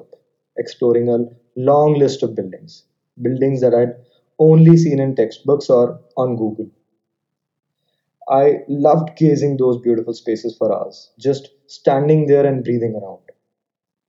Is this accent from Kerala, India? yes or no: no; Jaipur, Rajasthan, India; now in New Delhi, India; I was born and brought up in Jaipur, Rajasthan